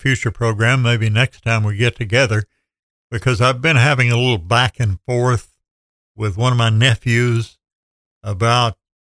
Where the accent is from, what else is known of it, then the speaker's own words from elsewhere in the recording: Andrews, North Carolina, United States; growing up in Andrews, a town in an area that I really love and always will.